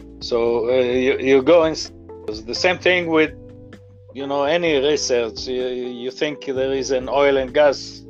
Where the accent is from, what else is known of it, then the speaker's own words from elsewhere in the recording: Israel; moved away as an adult; now in United States; so you can hear from my accent, I didn't grow up in this country, I grew up in Israel